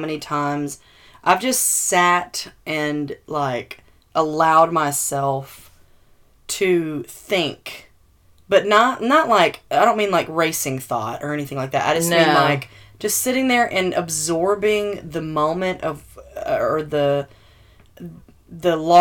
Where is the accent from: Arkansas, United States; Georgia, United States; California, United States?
Arkansas, United States; we're from Arkansas